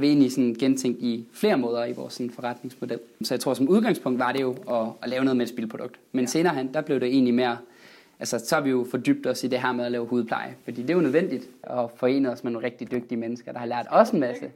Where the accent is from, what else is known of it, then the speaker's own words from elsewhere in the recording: West Jutland, Denmark; moved away; jeg er vestjyde oprindeligt